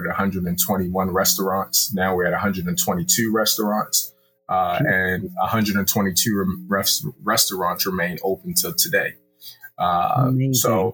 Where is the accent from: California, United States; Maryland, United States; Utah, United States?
Maryland, United States; Baltimore; I am from Baltimore City.